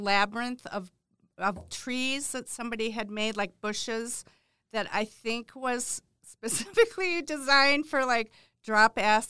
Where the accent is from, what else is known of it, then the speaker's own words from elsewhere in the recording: Quad Cities, United States; born there; I was born in the Quad Cities.